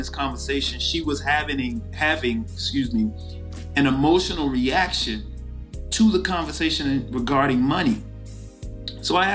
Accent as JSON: {"language": "English", "region": "the South", "country": "United States", "tie": "born or raised there", "said": "growing up in the South and being a person of color"}